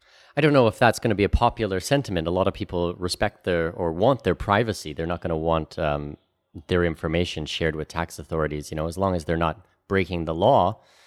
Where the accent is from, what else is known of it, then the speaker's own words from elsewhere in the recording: Canada; also born or lived in Middle East / Australia / Singapore / New Zealand; now in Panama; You know, I'm Canadian. I lived in the Middle East for 8 years. I lived in Australia and Singapore and New Zealand and all over the place. And now I live in Panama.